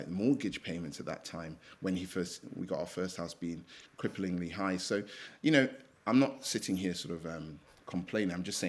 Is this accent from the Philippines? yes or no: no; England, United Kingdom; born or raised there; also born or lived in Nigeria